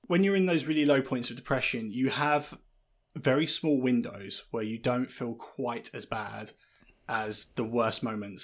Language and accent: English; Lincolnshire, East Midlands, United Kingdom; now in Brighton, United Kingdom; I spent a large part of my time growing up in Lincolnshire